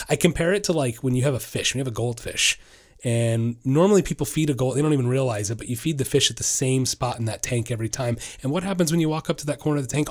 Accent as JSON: {"language": "English", "town": "Orlando", "region": "Florida", "country": "United States", "said": "I'm from Orlando"}